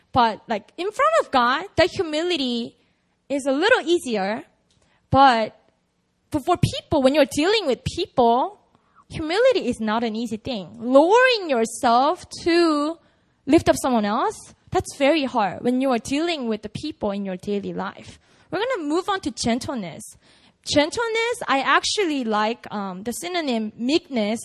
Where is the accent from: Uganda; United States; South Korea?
South Korea; I grew up in Korea